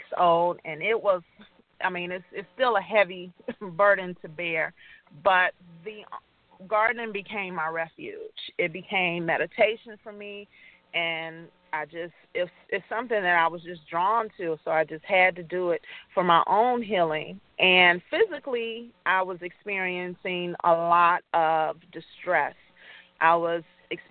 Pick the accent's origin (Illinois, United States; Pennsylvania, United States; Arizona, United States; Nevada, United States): Illinois, United States; Chicago; now in Gary, United States; I grew up in Chicago with a family who had a garden